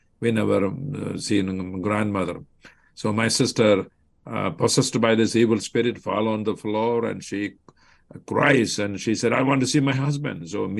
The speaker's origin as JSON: {"language": "English", "town": "Kollam", "region": "Kerala", "country": "India", "tie": "born or raised there", "moved": "as an adult", "lives_now": "Chicago area, United States", "said": "I grew up in the state of Kerala, in the district or the county of Kollam, and a family of 8 children. I was born as the firstborn."}